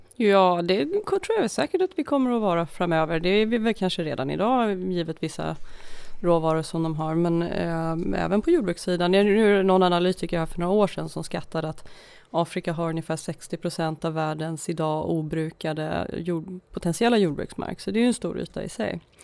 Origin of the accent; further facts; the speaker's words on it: Uppsala, Uppsala County, Sweden; now in Stockholm, Sweden; jag är från Uppsala från början, eh, men bosatt i Stockholm sedan många, många år, född i Stockholm en gång i tiden